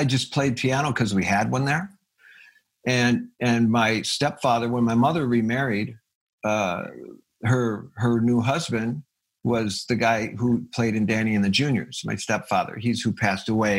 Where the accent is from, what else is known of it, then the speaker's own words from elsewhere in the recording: Fridley, Minnesota, United States; I was born in Minneapolis, Minnesota